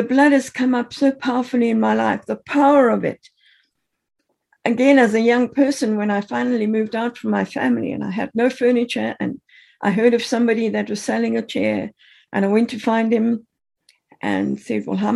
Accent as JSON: {"language": "English", "country": "Zimbabwe", "tie": "born or raised there", "moved": "yes", "said": "I grew up in Rhodesia, which is now Zimbabwe"}